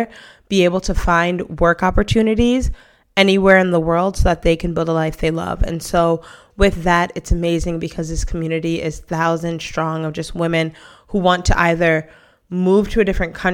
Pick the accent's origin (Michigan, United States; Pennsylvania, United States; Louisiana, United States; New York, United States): New York, United States; New York City; moved away as an adult; now in Spain; I am originally from Brooklyn, New York, and I moved to Spain over 6 years ago